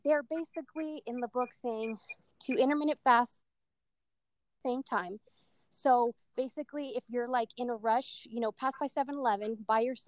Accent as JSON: {"language": "English", "country": "Argentina", "moved": "yes", "lives_now": "California, United States", "said": "I'm from Argentina"}